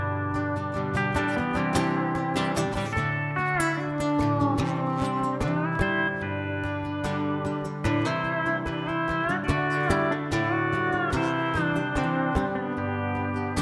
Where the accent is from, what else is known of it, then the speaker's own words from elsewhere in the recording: Alabama, United States; I'm from Alabama